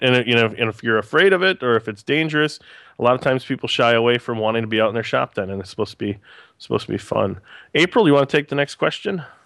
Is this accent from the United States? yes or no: yes; Green Bay, Wisconsin, United States; I'm a born and raised in Green Bay